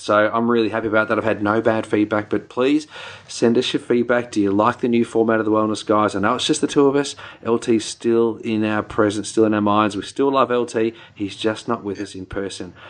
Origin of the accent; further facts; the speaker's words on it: New Zealand; accent: Kiwi; my Kiwi accent